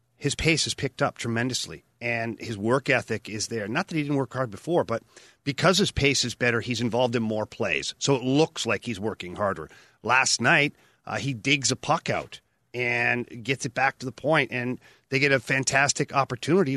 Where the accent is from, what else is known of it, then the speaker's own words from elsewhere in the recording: Ottawa, Ontario, Canada; moved away; Ottawa um, early in my career, oh, about four or five years into my career, and that's my hometown.